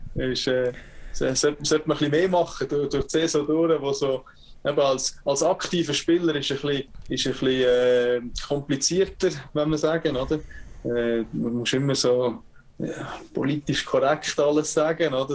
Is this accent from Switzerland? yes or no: yes; Switzerland; also born or lived in Calgary, Canada; now in Canada; ich spiele in der Schweiz und ich bin Schweizer